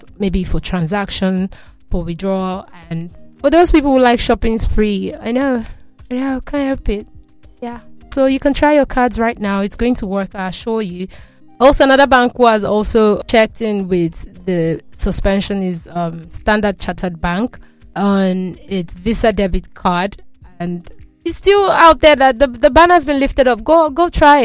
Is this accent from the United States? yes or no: no; Nigeria; I'm Nigerian